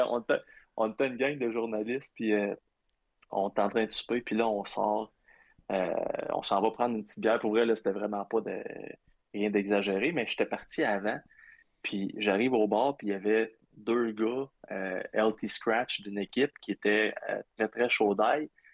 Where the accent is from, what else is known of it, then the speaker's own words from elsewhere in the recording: Abitibi, Quebec, Canada; also born or lived in Ottawa; moi, je viens de l'Abitibi